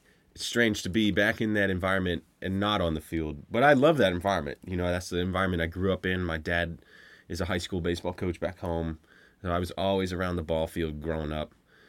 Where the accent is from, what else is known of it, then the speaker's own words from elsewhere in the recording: Pennsylvania, United States; I grew up in Pennsylvania.